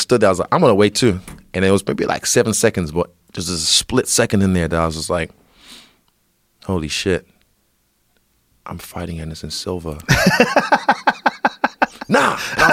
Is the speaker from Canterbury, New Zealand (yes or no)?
no; Rotorua, Bay of Plenty, New Zealand; also born or lived in Nigeria; where I grew up in Rotorua